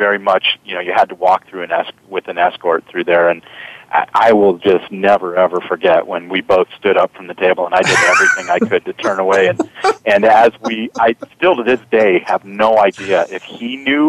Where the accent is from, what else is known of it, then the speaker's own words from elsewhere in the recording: Massachusetts, United States; moved away; also born or lived in Houston, Texas; I'm a Yankee. I'm from Massachusetts.